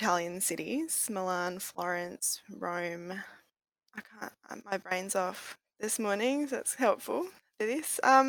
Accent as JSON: {"language": "English", "town": "Melbourne", "region": "Victoria", "country": "Australia", "tie": "born or raised there", "lives_now": "Ocean Grove, Australia", "said": "I grew up in Melbourne, but now I live in Ocean Grove, which is a little town, a beach town near Geelong."}